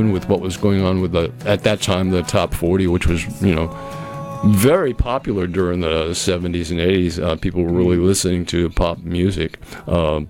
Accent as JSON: {"language": "English", "area": "Cape Cod", "region": "Massachusetts", "country": "United States", "moved": "yes", "lives_now": "Mississippi, United States", "said": "I'm from Cape Cod"}